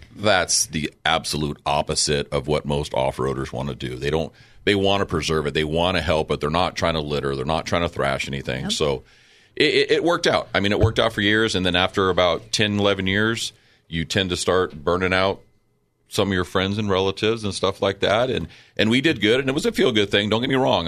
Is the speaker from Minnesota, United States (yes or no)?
no; Chula Vista, California, United States; growing up in Chula Vista